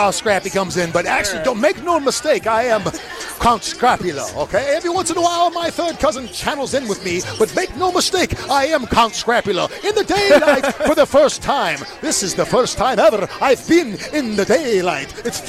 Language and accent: English; Madison, Wisconsin, United States; moved away as an adult; also born or lived in Los Angeles; Growing up in Madison, it was a big thing. Living in Los Angeles